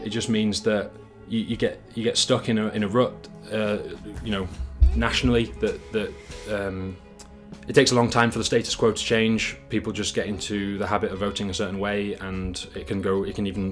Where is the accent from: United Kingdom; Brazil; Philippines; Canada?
United Kingdom; Yorkshire and the Humber; moved away as an adult; also born or lived in Harrogate / China; now in Denmark; I'm from Yorkshire, like Dan. Actually, we went to school together, and now I live in Denmark